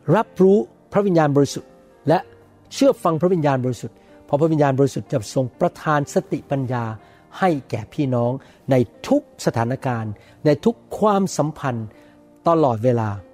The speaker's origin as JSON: {"language": "Thai", "country": "Thailand", "tie": "born or raised there", "said": "ผมโตมาในบ้านคนจีน อาจารย์ดาโตขึ้นมาในบ้านอีกชาติหนึ่งนะครับ แต่เรามาเกิดในประเทศไทยทั้งหมด"}